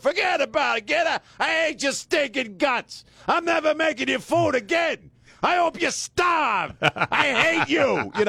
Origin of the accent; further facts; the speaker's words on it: New Jersey, United States; in my early 20s, again, born and raised in South Jersey.